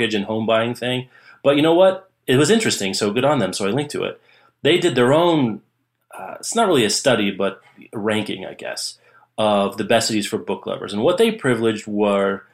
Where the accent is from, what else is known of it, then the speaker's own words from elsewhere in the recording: Lawrence, United States; Lawrence, my hometown